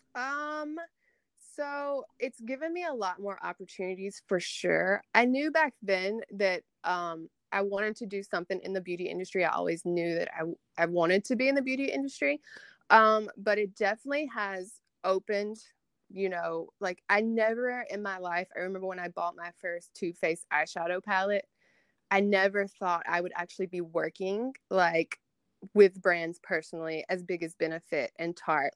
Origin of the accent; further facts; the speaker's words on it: Tupelo, Mississippi, United States; I am from Tupelo, Mississippi